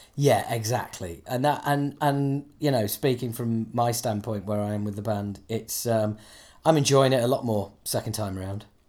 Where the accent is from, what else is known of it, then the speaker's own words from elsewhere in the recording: Yorkshire and the Humber, United Kingdom; moved away; I'm from Yorkshire.